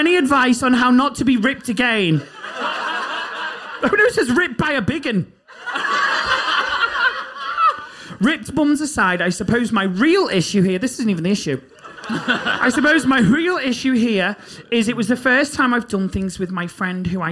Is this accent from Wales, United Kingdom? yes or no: no; Liverpool, North West England, United Kingdom; moved away as an adult; I moved from Liverpool to uni